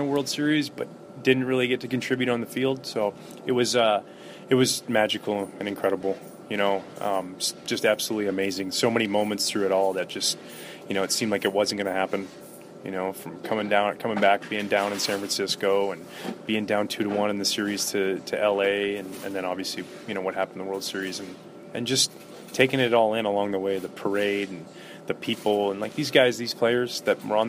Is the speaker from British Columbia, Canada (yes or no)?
yes; Gibsons, British Columbia, Canada; we're from Gibson's, British Columbia